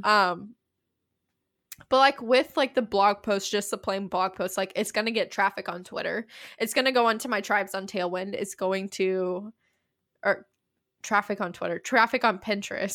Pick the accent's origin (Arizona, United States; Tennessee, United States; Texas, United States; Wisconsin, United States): Tennessee, United States; East; I'm just from East Tennessee